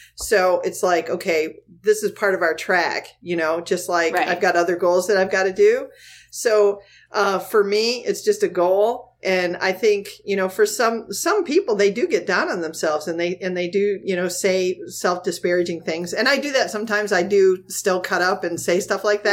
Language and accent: English; the Thumb of Michigan, United States; also born or lived in Virginia; now in Florida, United States; I, grew up in the Thumb of Michigan